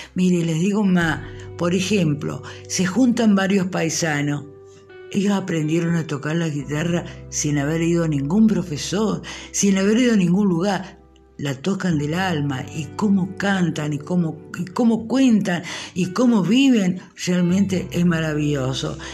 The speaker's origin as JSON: {"language": "Spanish", "country": "Argentina", "said": "nuestra patria"}